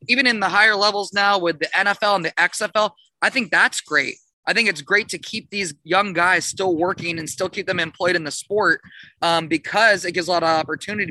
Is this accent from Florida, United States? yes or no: yes; South Florida, United States; now in St. Augustine, United States; I grew up in South Florida, like born and raised a Miami Dolphin fan